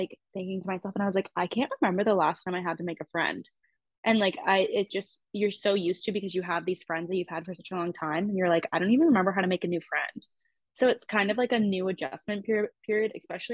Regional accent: Canada; I'm Canadian

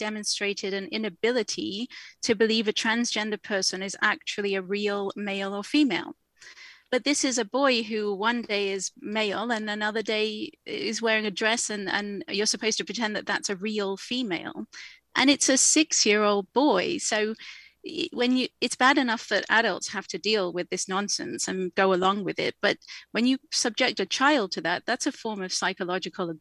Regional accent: England, United Kingdom; now in Canada; as you can probably tell from my accent, I am from the UK, I am from England

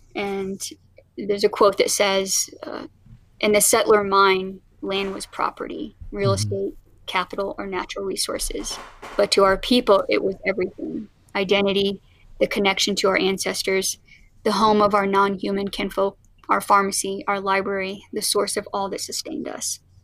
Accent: Oklahoma, United States; now in Colorado, United States; I was actually born in, in Oklahoma

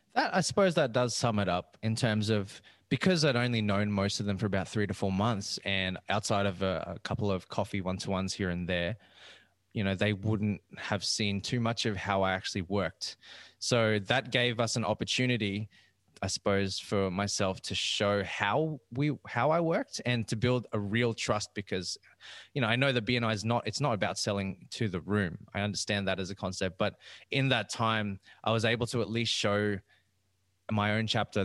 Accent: Rockhampton, Queensland, Australia; moved away as an adult; now in Brisbane, Australia; I actually moved down from Central Queensland. And i am from Rockhampton

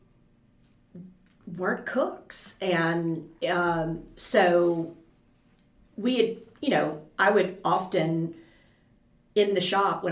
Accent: LaPlace, Louisiana, United States; moved away as an adult; now in Baton Rouge, United States; I'm from La Place

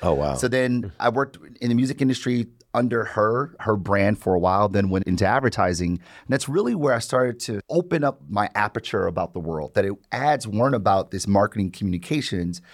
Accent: Detroit, Michigan, United States; I've born and raised in Detroit

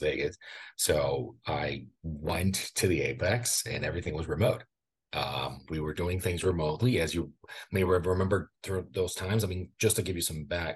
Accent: Brazil; English is a second language; now in United States

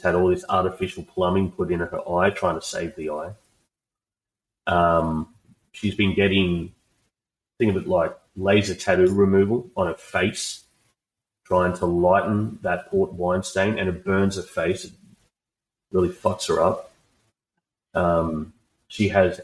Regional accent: Australia; I'm just an Aussie bloke

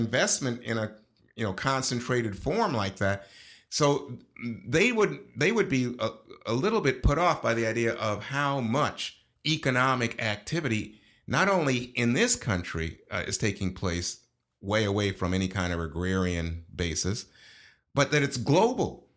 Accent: New York, United States; also born or lived in Panama / Brooklyn; I grew up in New York

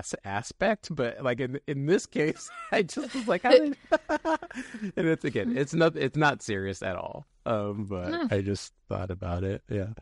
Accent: California, United States; I'm from San Francisco Bay Area. And when I was growing up, like, the Warriors just were historically terrible.

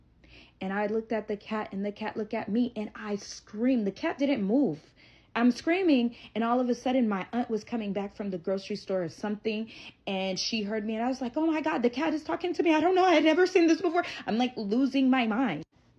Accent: United States; I'm not scared of no cat. I'm from America. I got this, bro.

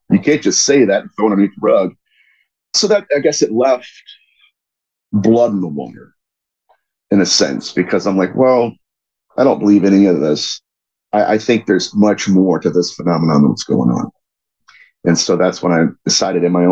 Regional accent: Dayton, Ohio, United States; I grew up in Dayton

